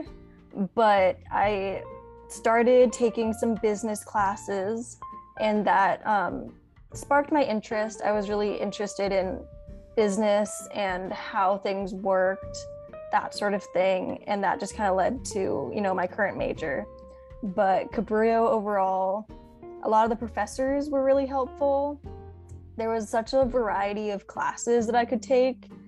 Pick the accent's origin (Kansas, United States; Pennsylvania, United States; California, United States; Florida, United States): California, United States; Watsonville; I'm originally from Watsonville. I've actually lived there my whole life